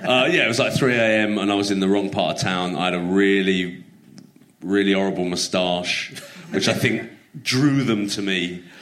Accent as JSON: {"language": "English", "region": "London", "country": "United Kingdom", "tie": "born or raised there", "said": "growing up in London."}